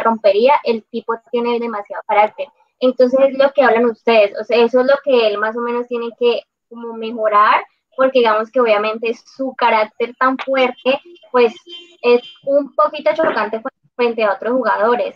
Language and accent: Spanish; Cali, Valle del Cauca, Colombia; como toda caleña, me gusta la salsa